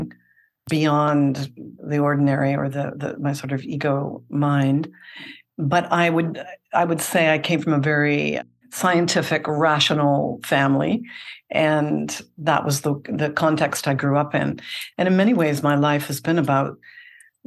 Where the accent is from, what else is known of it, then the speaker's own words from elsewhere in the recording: Canada; accent: Canadian; now in Seattle, United States; I'm based in Seattle, although I'm originally Canadian, and some might recognize that accent still shining through